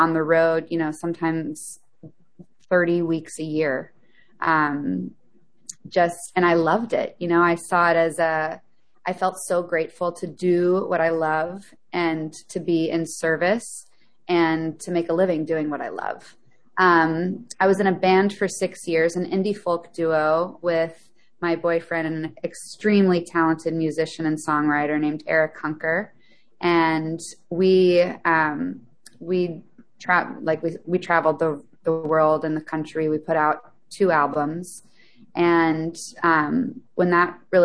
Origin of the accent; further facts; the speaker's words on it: Memphis, Tennessee, United States; I grew up in Memphis, Tennessee, a music town